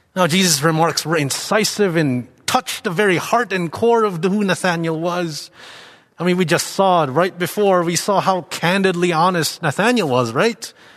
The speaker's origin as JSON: {"language": "English", "country": "Philippines", "tie": "born or raised there", "also_born_or_lived": "Toronto", "moved": "as an adult", "said": "growing up in the Philippines, ident-, I identified as Christian"}